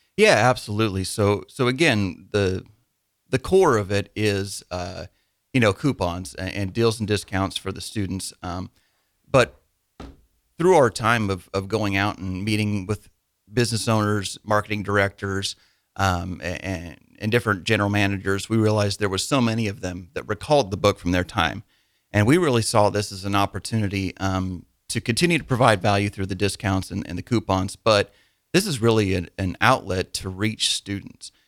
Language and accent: English; Wymore, Nebraska, United States; I grew up in Wymore, Nebraska.